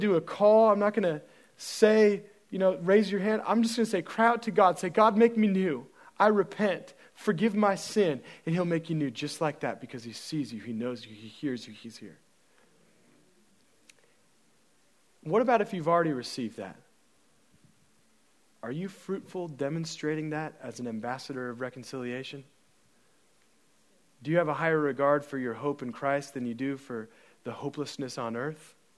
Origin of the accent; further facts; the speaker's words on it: United States; I'm an American